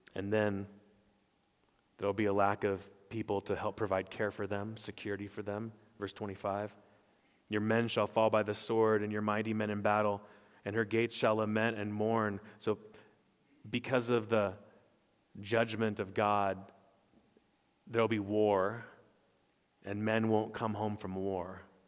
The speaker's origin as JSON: {"language": "English", "town": "Stockton", "region": "California", "country": "United States", "tie": "born or raised there", "said": "I was born in Stockton, California."}